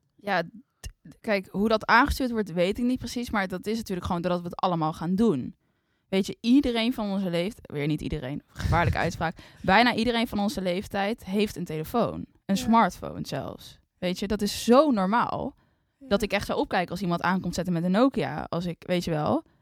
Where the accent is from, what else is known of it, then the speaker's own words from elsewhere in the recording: Netherlands; wij zijn allebei opgegroeid in Nederland